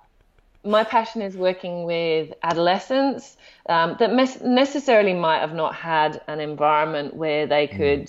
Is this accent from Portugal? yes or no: no; Australia; because I'm Australian and then I'm UK, I get two.